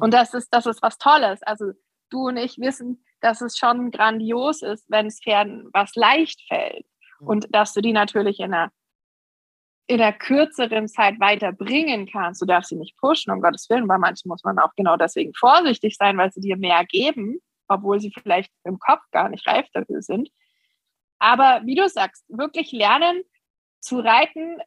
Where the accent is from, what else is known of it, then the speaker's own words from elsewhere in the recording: near Stuttgart, Baden-Württemberg, Germany; ich bin in der Nähe von Stuttgart geboren und bin auch immer hier geblieben